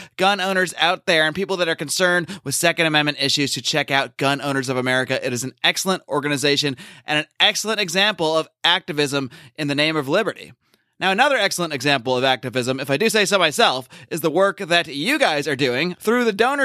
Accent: Connecticut, United States; I grew up in a pro-gun household in a sort of an anti-gun state growing up in Connecticut

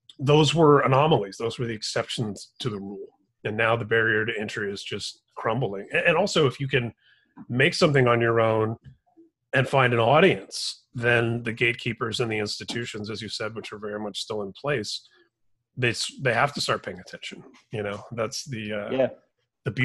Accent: Indiana, United States; moved away as an adult; now in California, United States; growing up in Indiana and then living in California for the last 20 years

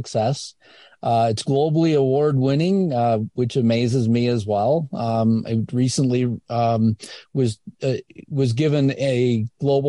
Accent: Indiana, United States; I'm a kid from Indiana

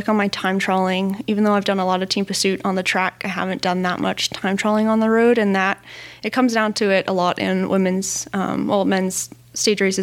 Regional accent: Northern California, United States; Growing up in San Jose, well, I grew up in Northern California

